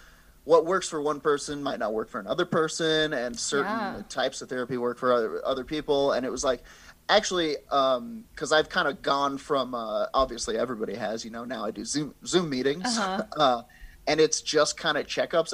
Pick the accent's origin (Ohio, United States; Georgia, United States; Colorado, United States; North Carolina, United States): Colorado, United States; People in my hometown would, freebase cocaine. They were smoking crack. Trailer park, crack.